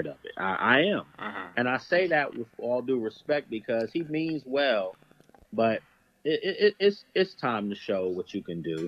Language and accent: English; Washington, District of Columbia, United States; I'm from Northeast